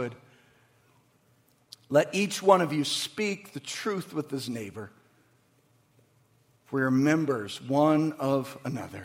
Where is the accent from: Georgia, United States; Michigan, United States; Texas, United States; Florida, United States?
Michigan, United States; Waterford; I grew up in Waterford. I went to Cooley. I went to Pierce. My dad worked at Pontiac Motors.